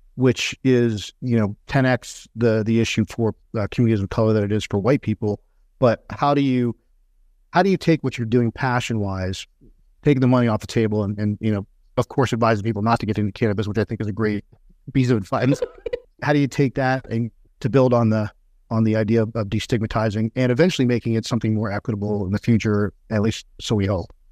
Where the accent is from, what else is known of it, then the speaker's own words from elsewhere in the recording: Texas, United States; grew up in Texas